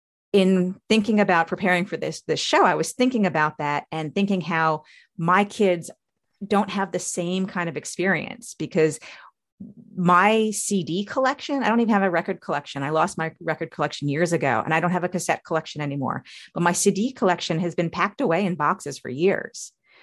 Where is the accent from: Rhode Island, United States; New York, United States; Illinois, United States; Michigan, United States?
New York, United States; So I'm a child of the 80s. You know, I was born in 74. So I grew up basically in the 80s on Long Island.